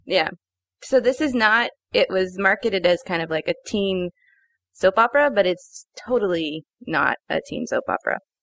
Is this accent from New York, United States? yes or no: no; Los Angeles, California, United States; growing up in Los Angeles